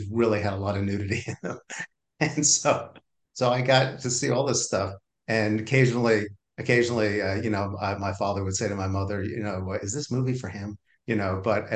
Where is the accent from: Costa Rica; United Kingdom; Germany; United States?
United States; Valley Stream, New York; I grew up on Long Island in a town called Valley Stream on the south shore of Long Island